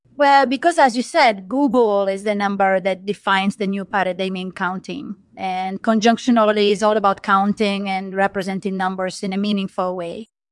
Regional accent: Rome, Lazio, Italy; moved away as an adult; now in United States; I was born in Rome, Italy, but I've lived in the U S for the past twenty years

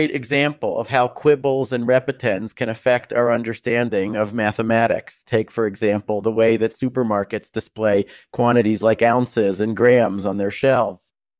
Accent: Connecticut, United States; I grew up in Connecticut and then moved to Princeton in 2002 to study theoretical physics and mathematics.

